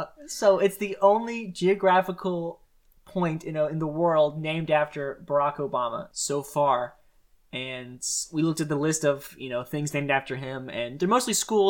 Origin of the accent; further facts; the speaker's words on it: Gulf Coast, United States; I'm from the Gulf Coast